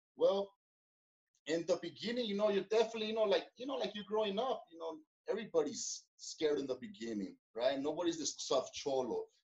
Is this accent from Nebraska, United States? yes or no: no; Los Angeles, California, United States; I was born in Koreatown, right there in Los Angeles